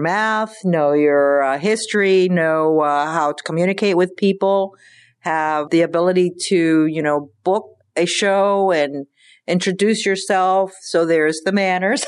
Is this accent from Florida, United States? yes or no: yes; Pinellas County, Florida, United States; also born or lived in Cuba; I grew up in Pinellas County